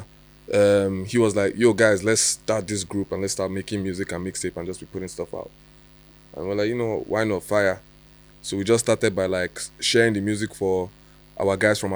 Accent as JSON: {"language": "English", "country": "Nigeria", "moved": "yes", "lives_now": "London, United Kingdom", "said": "I'm only repping Niger P. I'm not from London. I don't have blue passports, anything. I just live here for the time"}